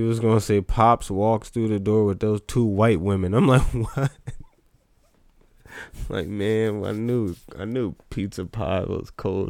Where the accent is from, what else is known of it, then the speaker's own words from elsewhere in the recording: New Jersey, United States; also born or lived in Reading; we're from Jersey.